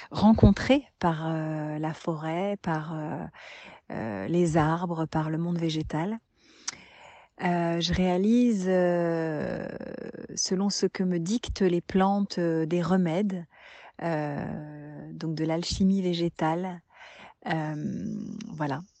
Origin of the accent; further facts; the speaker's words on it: Normandy, France; born there; Alors je suis …, je suis née en Normandie, littéralement euh, terre des hommes du Nord.